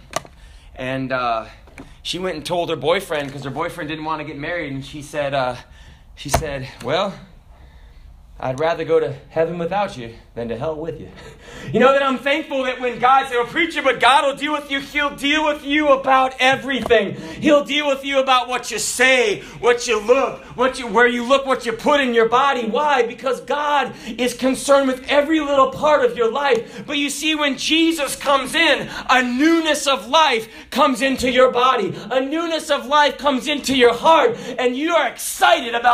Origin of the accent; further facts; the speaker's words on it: the South, United States; we're from the South